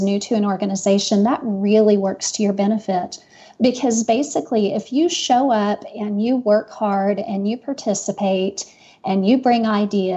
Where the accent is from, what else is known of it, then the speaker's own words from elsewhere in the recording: Texas, United States; moved away as an adult; now in Utah, United States; I grew up in Texas